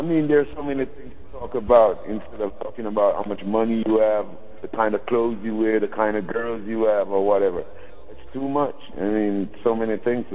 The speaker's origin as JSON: {"language": "English", "region": "Saint Thomas", "country": "Jamaica", "tie": "born or raised there", "said": "being a youth coming from the country, I was born in St. Thomas, which is on the eastern side of Jamaica"}